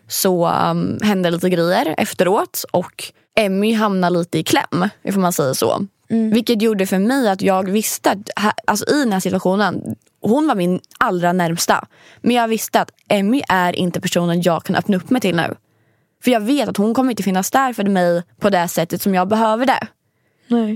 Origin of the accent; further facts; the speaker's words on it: Sweden; jag är svensk